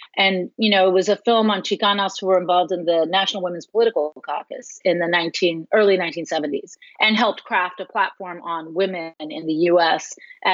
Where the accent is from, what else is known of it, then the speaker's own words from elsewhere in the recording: Austin, Texas, United States; moved away; I was in Austin, my hometown